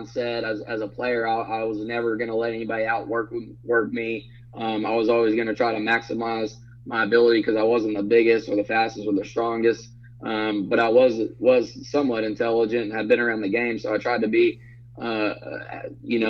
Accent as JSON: {"language": "English", "town": "Brownwood", "region": "Texas", "country": "United States", "tie": "born or raised there"}